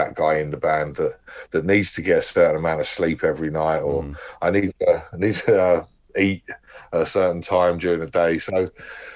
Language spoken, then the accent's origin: English; United Kingdom; it's always been quite easy for me being from here